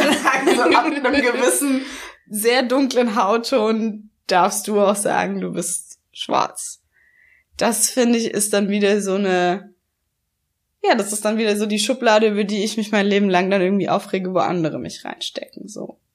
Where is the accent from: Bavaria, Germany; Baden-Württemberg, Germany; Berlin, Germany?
Baden-Württemberg, Germany; Swabia; accent: leicht schwäbisch; Ich bin hier geboren worden, ich bin hier aufgewachsen. So, ja. wenn ich nach Hause komme, kriege ich meinen leicht schwäbischen Akzent